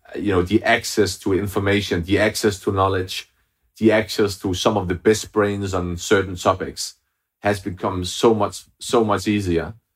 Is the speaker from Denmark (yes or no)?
yes; Denmark; moved away as an adult; now in London, United Kingdom; I'm originally from Denmark, but I, I, I lived in London for the past ten years.